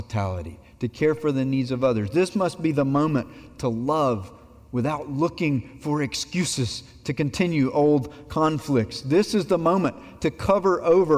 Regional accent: Abbeville, South Carolina, United States; my hometown of Abbeville, South Carolina

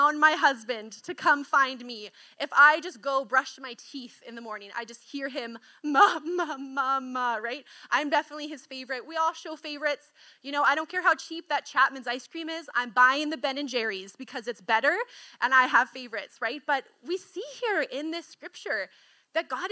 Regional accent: Kelowna, British Columbia, Canada; we grew up in Kelowna

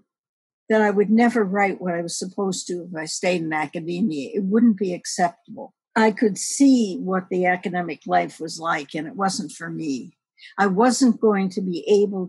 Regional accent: Detroit, Michigan, United States; I grew up in a predominantly Black neighborhood in Detroit

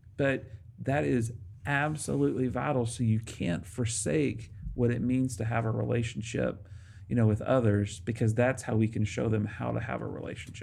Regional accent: Arkansas, United States; moved away; I grew up in Arkansas

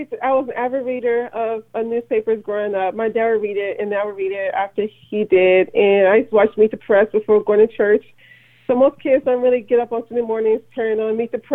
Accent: Memphis, Tennessee, United States; born and raised in Memphis, Tennessee, working class parents

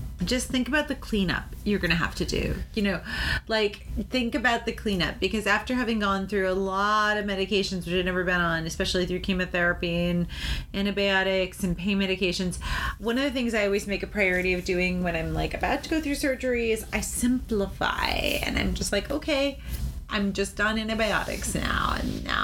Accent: Wellfleet, Massachusetts, United States; where I grew up in Wellfleet, Newcomb's Hollow

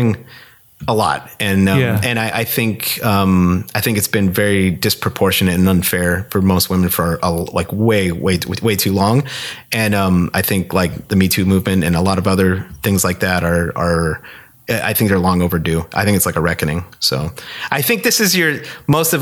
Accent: Scranton, Pennsylvania, United States; moved away as an adult; also born or lived in Kutztown, Pennsylvania; now in Minneapolis, United States; growing up in Scranton

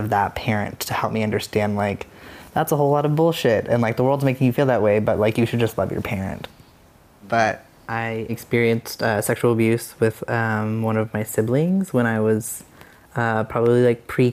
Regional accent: Casper, Wyoming, United States; moved away as an adult; I grew up in Wyoming, in Casper, Wyoming

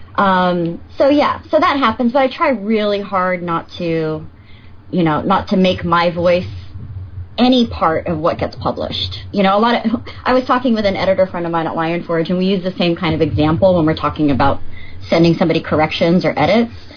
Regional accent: Northern California, United States; also born or lived in Los Angeles, California / Chico, California; I'm from California. I was born

